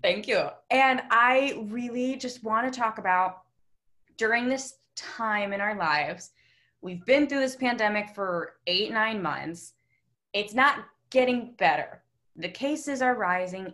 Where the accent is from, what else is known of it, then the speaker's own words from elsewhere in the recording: Westlake, United States; we lived in the same hometown